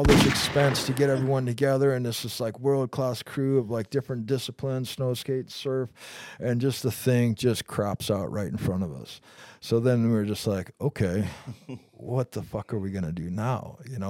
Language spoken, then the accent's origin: English; Pacific Northwest, United States; Growing up in the Northwest with Dave and Todd, you know, riding for Liptek and Gnu, we spent a lot of time together.